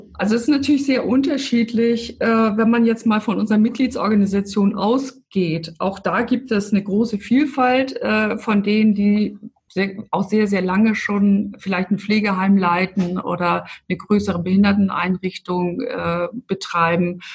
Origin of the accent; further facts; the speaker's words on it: Hamburg, Germany; now in Stuttgart, Germany; Ich bin ja eigentlich auch aus dem Norden. Ich bin ja aus Hamburg.